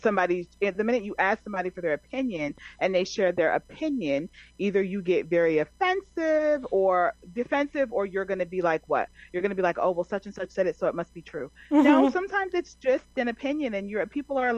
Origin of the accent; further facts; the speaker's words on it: New Jersey, United States; I'm from New Jersey.